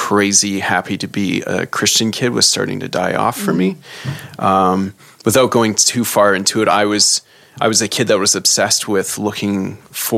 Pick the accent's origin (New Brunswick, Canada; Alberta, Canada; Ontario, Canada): New Brunswick, Canada; Saint John; moved away; So in the summer times back home in St. John, my parents, they would leave and go to St. Martin's, New Brunswick, because I'm from St. John, New Brunswick